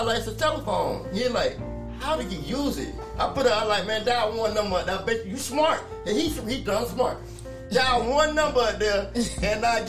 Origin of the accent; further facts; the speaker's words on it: New York City, New York, United States; I was raised in New York, Brooklyn, New York.